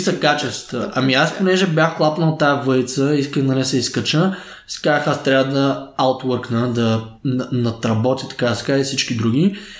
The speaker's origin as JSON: {"language": "Bulgarian", "town": "Stara Zagora", "region": "Stara Zagora Province", "country": "Bulgaria", "tie": "born or raised there", "said": "Аз съм роден в Стара Загора, 1993"}